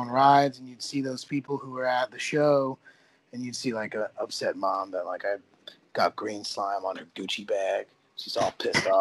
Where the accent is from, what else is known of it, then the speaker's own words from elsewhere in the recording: New Jersey, United States; I'm from New Jersey